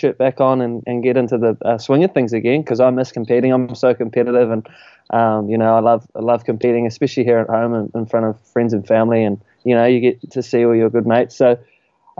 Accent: Raglan, Waikato, New Zealand; growing up in Raglan, you know, it was my home break, and I was going to school here

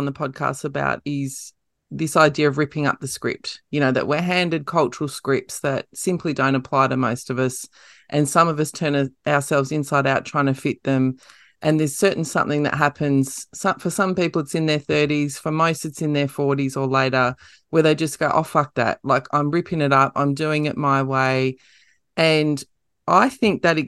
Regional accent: Merredin, Western Australia, Australia; my hometown in Meriden in WA

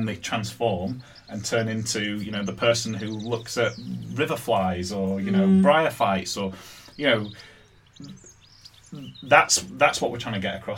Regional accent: Yorkshire and the Humber, United Kingdom; moved away; The place where I grew up in Yorkshire

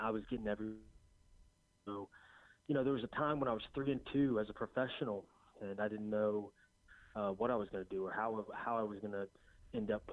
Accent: Shreveport, Louisiana, United States; I just started from a little small town. Well, I'm from Shreveport, Louisiana.

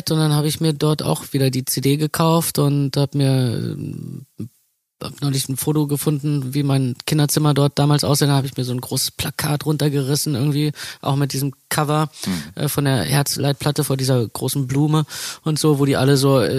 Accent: East Germany, Germany; dass ich mich ganz oft geschämt habe zu sagen, wo ich herkomme.

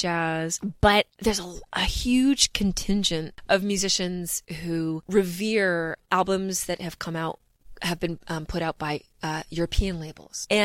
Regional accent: Vancouver, British Columbia, Canada; moved away as an adult; also born or lived in New York City; now in Toronto, Canada; So I am from Vancouver originally, born and raised.

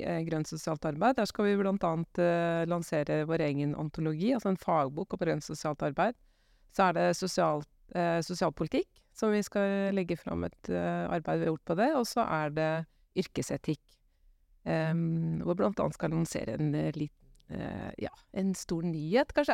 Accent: Gjøvik, Innlandet, Norway; jeg er fra Gjøvik, så jeg er egentlig fra egentlig totning

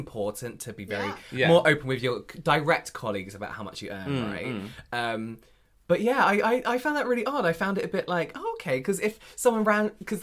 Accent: England, United Kingdom; as English people

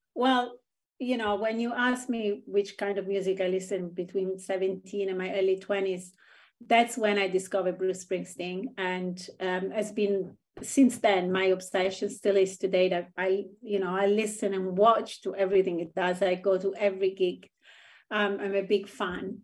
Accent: Rome, Lazio, Italy; moved away; I grew up in Italy, which is kind of a insular country

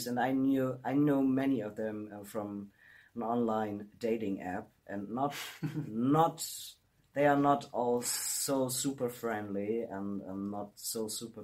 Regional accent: Germany; moved away; the absolute fantastic best Greek restaurant in my hometown.

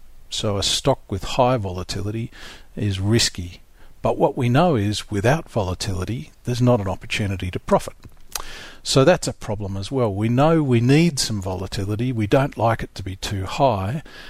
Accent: South Australia, Australia; I grew up in South Australia

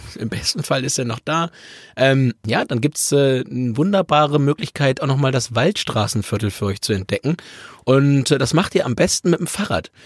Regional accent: Hamburg, Germany; als Hamburger

